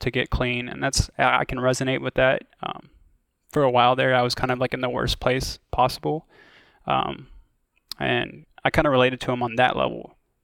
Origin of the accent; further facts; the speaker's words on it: Iowa, United States; moved away; I'm from Iowa originally.